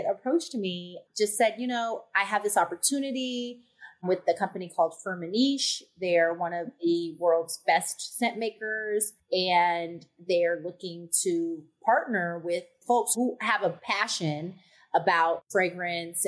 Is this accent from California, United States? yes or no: yes; Bay Area, Northern California, United States; moved away as an adult; also born or lived in Chicago; now in Los Angeles, United States; I grew up in the Bay Area